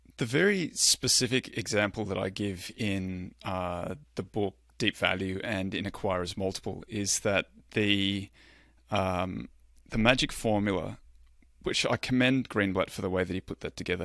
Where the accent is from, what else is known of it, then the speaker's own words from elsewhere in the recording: Australia; I'm Australian